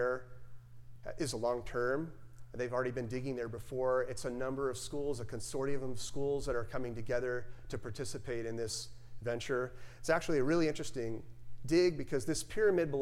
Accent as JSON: {"language": "English", "region": "Tennessee", "country": "United States", "moved": "yes", "said": "my home state is Tennessee and my family lives there"}